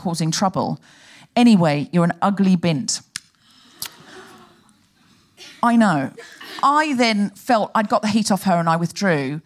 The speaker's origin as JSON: {"language": "English", "country": "Australia", "moved": "yes", "lives_now": "United Kingdom", "said": "I am originally Australian"}